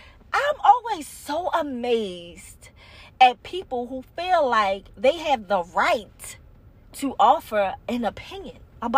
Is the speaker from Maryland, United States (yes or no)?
yes; Baltimore, Maryland, United States; accent: Baltimore; my Baltimore accent comes out very strongly sometimes.